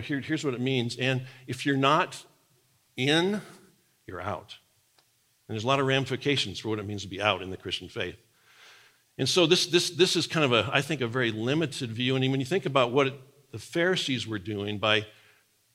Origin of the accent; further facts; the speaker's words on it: Nebraska, United States; moved away; the farm I grew up on in Nebraska